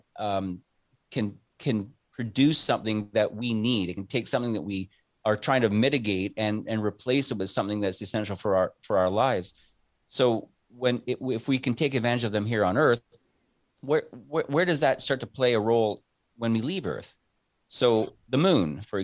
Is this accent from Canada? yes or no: yes; Canada; I'm a Canadian citizen